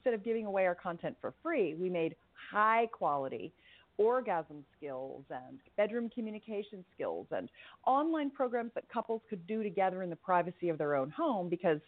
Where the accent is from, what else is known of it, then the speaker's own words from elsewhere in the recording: California, United States; You know, growing up in Silicon Valley, if you will, in the heyday of the Internet 1.0